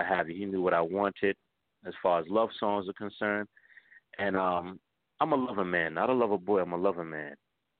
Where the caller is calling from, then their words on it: New York City, New York, United States; I'm calling from New York City. Yes, I am.